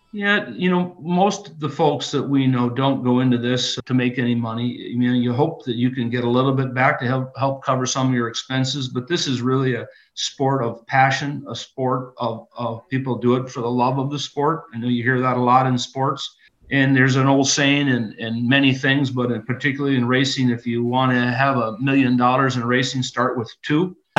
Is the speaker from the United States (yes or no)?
yes; Rudyard, Michigan, United States; I grew up in a little town called Rudyard, just uh, 20 miles south of Sault Ste. Marie.